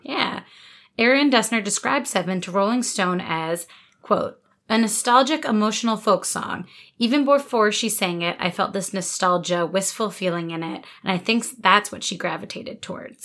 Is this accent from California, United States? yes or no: no; New Jersey, United States; I grew up in New Jersey, not Pennsylvania